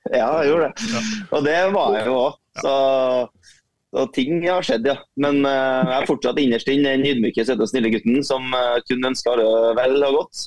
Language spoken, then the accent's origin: Norwegian; Trøndelag, Norway; som trønder så er jeg oppvokst